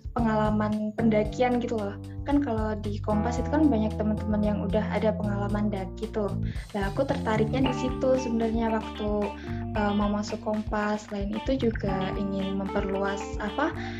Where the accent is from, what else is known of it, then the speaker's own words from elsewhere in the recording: Madiun, East Java, Indonesia; Aku dari aku domisili Jawa Timur, tepatnya aku dari Kota Madiun